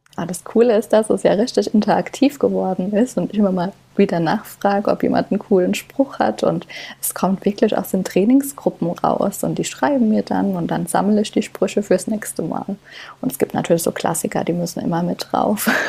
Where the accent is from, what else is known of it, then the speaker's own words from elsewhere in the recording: Kaiserslautern, Rhineland-Palatinate, Germany; moved away as an adult; also born or lived in Stuttgart / Frankfurt; gebürtige Lauterin und ja, lebe hier jetzt mit meinem Mann und meiner Tochter schon jahrelang